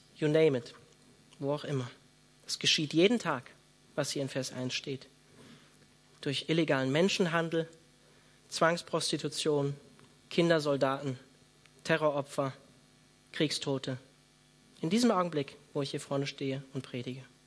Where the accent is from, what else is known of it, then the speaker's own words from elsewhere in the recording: Germany; hier bei uns in Deutschland